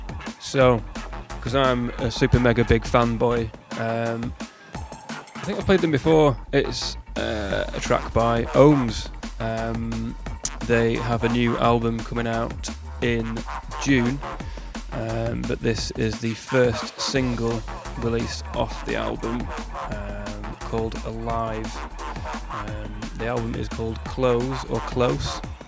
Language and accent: English; England, United Kingdom; we're English